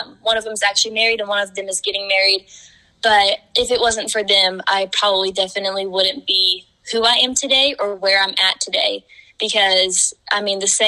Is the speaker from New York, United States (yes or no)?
no; Vian, Oklahoma, United States; my hometown, Vian, Oklahoma